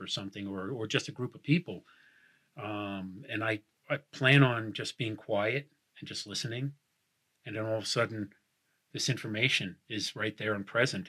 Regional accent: New York, United States; I'm from New York

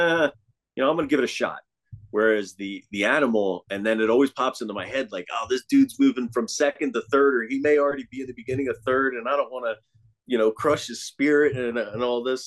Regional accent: Northeast, United States; moved away; I come from the Northeast

